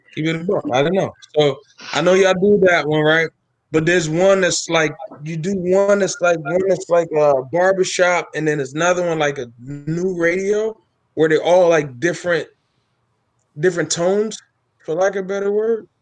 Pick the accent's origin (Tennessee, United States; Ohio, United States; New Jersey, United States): New Jersey, United States; also born or lived in Edison, New Jersey; now in Hamilton, United States; I uh, grew up in North Jersey